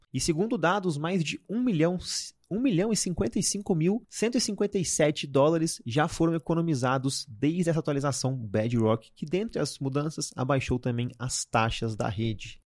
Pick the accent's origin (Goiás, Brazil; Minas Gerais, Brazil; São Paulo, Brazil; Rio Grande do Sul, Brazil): Minas Gerais, Brazil; Belo Horizonte; eu sou de BH